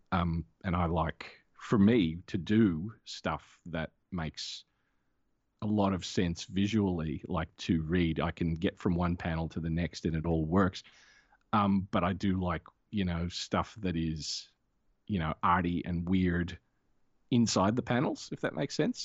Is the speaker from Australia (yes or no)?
yes; Australia; I'm an Australian